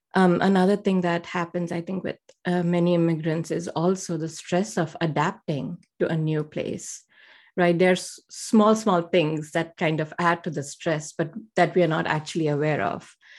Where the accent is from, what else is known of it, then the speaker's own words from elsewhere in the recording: India; moved away as an adult; now in United States; I grew up um, in a middle class family in India